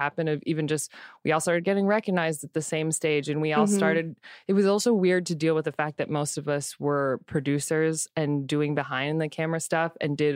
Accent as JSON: {"language": "English", "region": "California", "country": "United States", "also_born_or_lived": "New York", "lives_now": "Los Angeles, United States", "said": "I'm from California"}